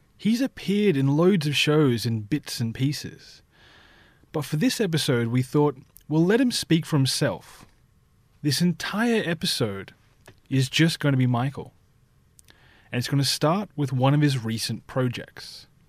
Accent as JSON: {"language": "English", "town": "Sydney", "region": "New South Wales", "country": "Australia", "tie": "born or raised there", "said": "I grew up in Taramara"}